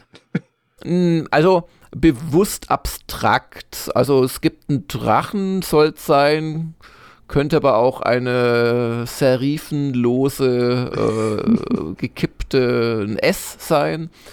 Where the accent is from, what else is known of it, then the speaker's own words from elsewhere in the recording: Swabia, Germany; also ich bin ja Schwabe